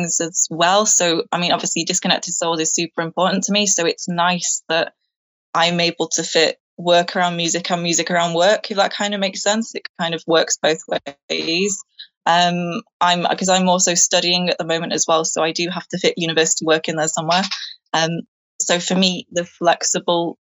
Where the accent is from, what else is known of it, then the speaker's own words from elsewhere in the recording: Manchester, North West England, United Kingdom; moved away as an adult; now in Chester, United Kingdom; I'm from Manchester originally